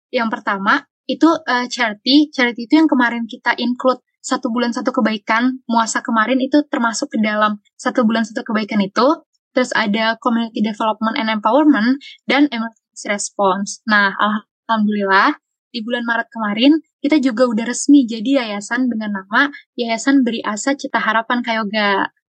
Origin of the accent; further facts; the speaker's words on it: Jakarta, Indonesia; Asal aku dari Jakarta Selatan